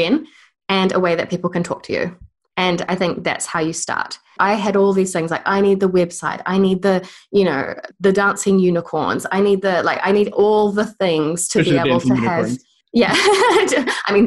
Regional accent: New Zealand; accent: New Zealand; I've moved back home to New Zealand

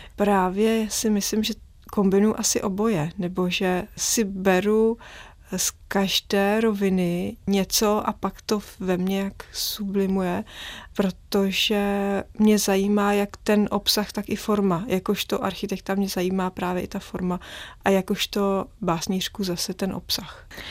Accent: Prague, Czechia; když jsem vyrůstala v centru, na Praze 6 nedaleko hradu

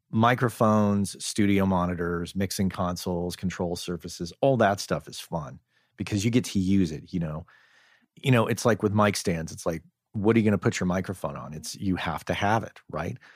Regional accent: Crookham Village, South East England, United Kingdom; moved away as an adult; I'm from Crookham Village in uh, in Hampshire.

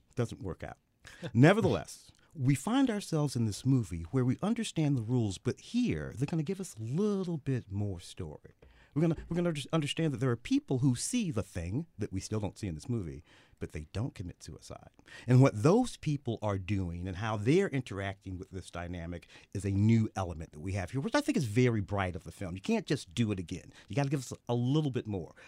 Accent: St. Louis, Missouri, United States; moved away; I grew up in Saint Louis with the Blues

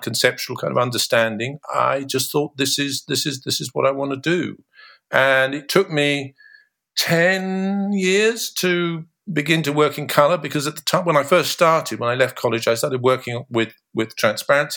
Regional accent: Bristol, South West England, United Kingdom; also born or lived in Cornwall; I grew up in Bristol

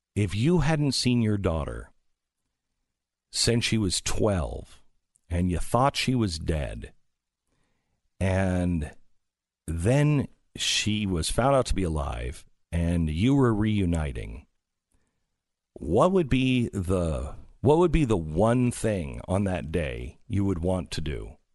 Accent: Mount Vernon, Washington, United States; moved away; my hometown of Mount Vernon, Washington

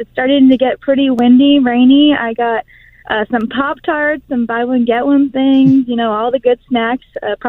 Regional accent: Florida, United States; I'm from Florida

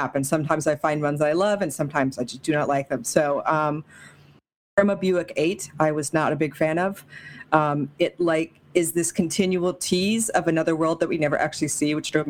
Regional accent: Nevada, United States; I am from Nevada

